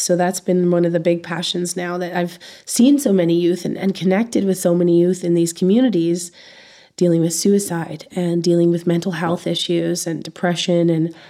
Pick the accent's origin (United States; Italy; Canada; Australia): Canada; And you operate differently as a Canadian.